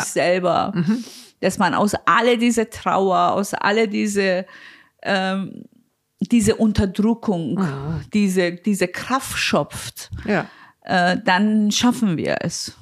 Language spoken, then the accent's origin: German; Iran; now in Berlin, Germany; mein Land